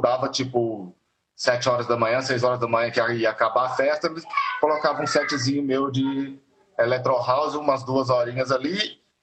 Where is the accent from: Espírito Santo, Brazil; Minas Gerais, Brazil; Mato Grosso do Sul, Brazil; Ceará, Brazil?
Minas Gerais, Brazil; now in São Paulo, Brazil; eu sou mineiro e a banda era todo mundo morava em Minas